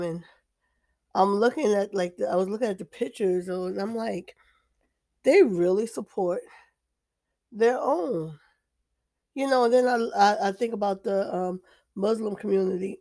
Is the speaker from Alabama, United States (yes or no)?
no; New Jersey, United States; now in Deep South, United States; I'm in the Deep South, I'm from New Jersey, but I'm in the Deep South